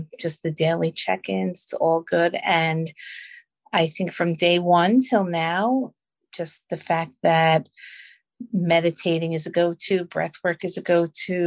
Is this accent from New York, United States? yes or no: yes; Long Island, New York, United States; I'm from Long Island, New York